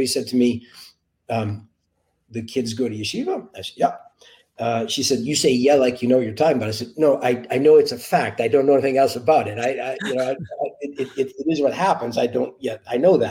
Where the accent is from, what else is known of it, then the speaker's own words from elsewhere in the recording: Boston, Massachusetts, United States; I grew up in Boston